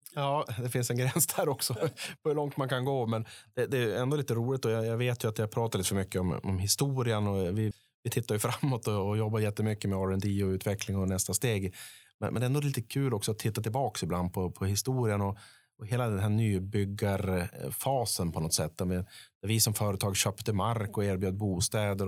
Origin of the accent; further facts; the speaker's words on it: Piteå, Norrbotten County, Sweden; uppe i norr i Piteå, min, mina hemtrakter